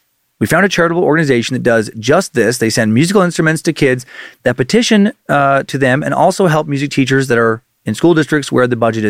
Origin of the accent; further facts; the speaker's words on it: St. Helena Island, South Carolina, United States; I am from St. Helena Island, which is one of the sea islands along the coast and a huge part of Gullah culture.